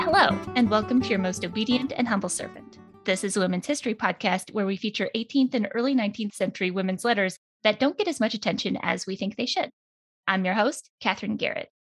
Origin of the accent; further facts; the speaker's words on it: United States; As an American